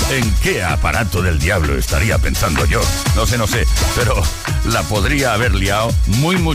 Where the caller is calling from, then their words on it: Madrid, Community of Madrid, Spain; Buenas tardes … de Madrid.